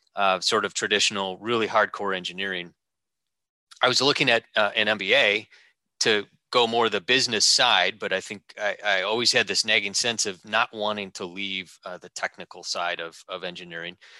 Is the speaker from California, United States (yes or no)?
no; Wisconsin, United States; also born or lived in Madison, Wisconsin / Sheboygan, Wisconsin; growing up in Wisconsin, uh, Madison and uh, uh, and Sheboygan